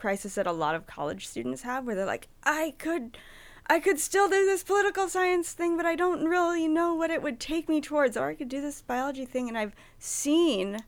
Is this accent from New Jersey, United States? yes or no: no; Madison, Wisconsin, United States; moved away as an adult; now in Washington, United States; middle of the country. In Madison. So I grew up in Madison.